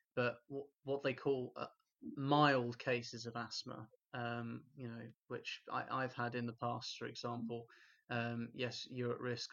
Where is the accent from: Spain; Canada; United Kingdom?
United Kingdom; Stevenage, East of England; in my hometown in Stevenage